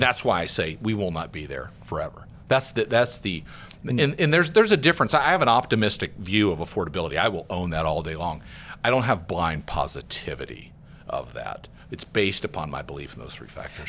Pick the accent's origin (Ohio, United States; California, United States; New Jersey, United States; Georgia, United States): Georgia, United States; moved away; I'm from Georgia, a little town in, in Georgia. I was just home a couple weeks ago with my parents.